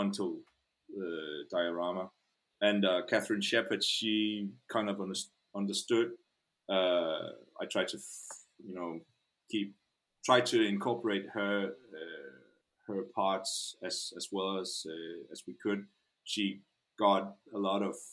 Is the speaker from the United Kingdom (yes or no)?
no; Denmark; first language Danish; English is a second language